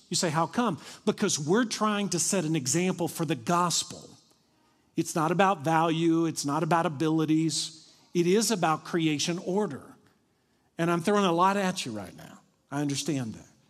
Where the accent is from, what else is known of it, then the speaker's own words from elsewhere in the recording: Kentucky, United States; moved away; also born or lived in Dallas; I'm from Kentucky.